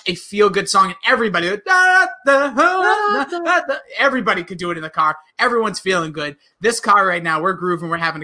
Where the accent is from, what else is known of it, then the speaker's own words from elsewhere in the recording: Northeast, United States; we are from the Northeast.